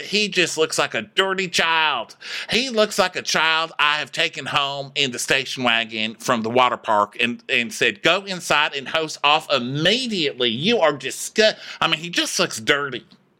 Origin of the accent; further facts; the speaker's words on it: Laredo, Texas, United States; I mean, do I say that I'm from Laredo, Texas 10 times a day?